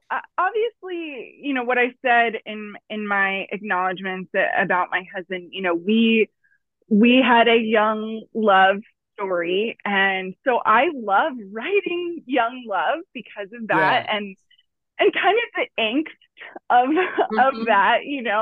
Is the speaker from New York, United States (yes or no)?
no; Fort Lauderdale, Florida, United States; I grew up in South Florida in Broward County, Fort Lauderdale area